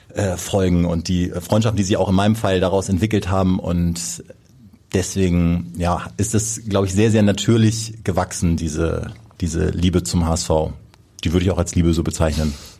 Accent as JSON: {"language": "German", "town": "Kiel", "region": "Schleswig-Holstein", "country": "Germany", "tie": "born or raised there", "moved": "as an adult", "lives_now": "Hamburg, Germany", "said": "Also ich komme ursprünglich aus Kiel, gebürtiger Kieler und bin dort groß geworden"}